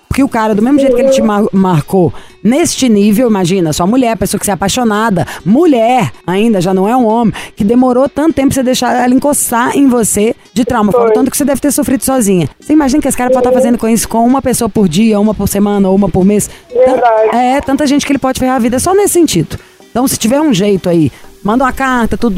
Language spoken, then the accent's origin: Portuguese; Minas Gerais, Brazil; eu sou mineira